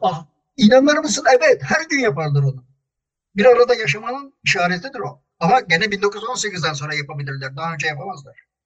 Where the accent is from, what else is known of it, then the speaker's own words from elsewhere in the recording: İzmir, Turkey; Biz İzmirliler olarak